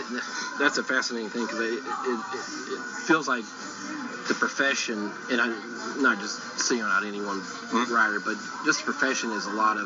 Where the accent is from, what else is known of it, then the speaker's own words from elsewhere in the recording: the South, United States; That was all I ever dreamed of being, growing up in the South and reading that paper.